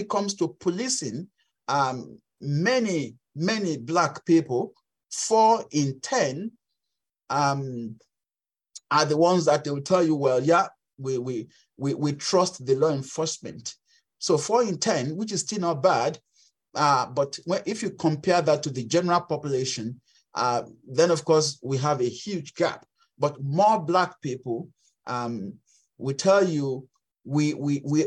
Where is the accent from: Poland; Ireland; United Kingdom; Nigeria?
Nigeria; Western Nigeria; English is a second language; moved away as an adult; now in Canada; in Western Nigeria, where I grew up